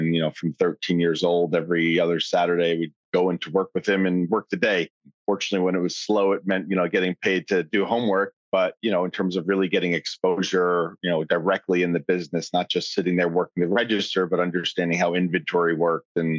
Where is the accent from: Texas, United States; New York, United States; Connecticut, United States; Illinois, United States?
New York, United States; Long Island; I grew up on Long Island, sort of a suburb outside New York